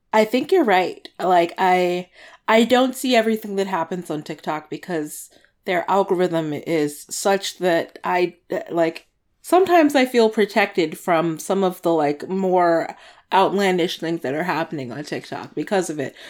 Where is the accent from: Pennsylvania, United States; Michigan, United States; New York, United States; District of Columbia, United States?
District of Columbia, United States; Washington; moved away; DC, my hometown